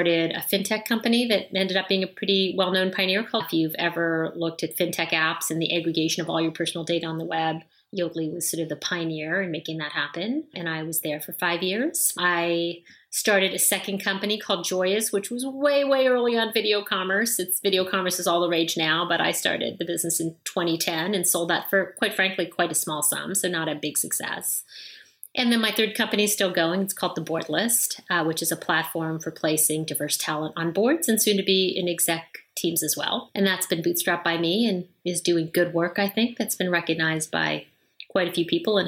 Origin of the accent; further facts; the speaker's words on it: Canada; you and I are both Canadian, so I grew up in Canada, which is awesome.